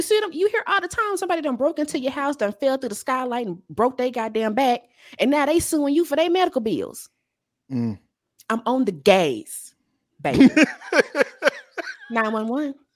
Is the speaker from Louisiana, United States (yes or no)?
yes; Louisiana, United States; also born or lived in Chicago; now in Dallas, United States; I grew up in Louisiana, spent 15 years in Chicago.